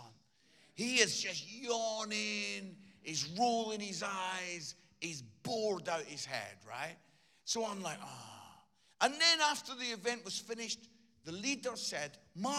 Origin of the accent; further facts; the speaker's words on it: Edinburgh, Scotland, United Kingdom; I grew up in Edinburgh and I used to go as a 15, 16-year-old lad.